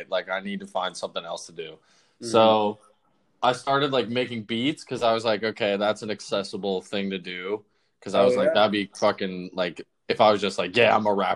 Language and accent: English; Westchester, New York, United States; I'm from Westchester, so, like, I live, like, an hour outside of the city. So I've been living with my parents